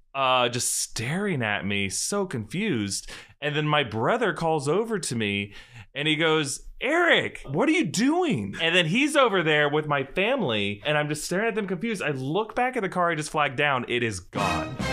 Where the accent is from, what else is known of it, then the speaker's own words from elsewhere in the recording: Jacksonville, Florida, United States; We're from Jacksonville